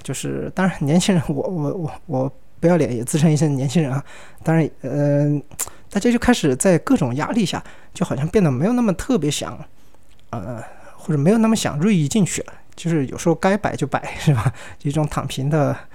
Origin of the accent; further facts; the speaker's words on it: Sichuan, China; accent: Sichuan-accented Mandarin (Chuanpu); 我四川人嘛，我说的是川普，那个普通话反正又不标准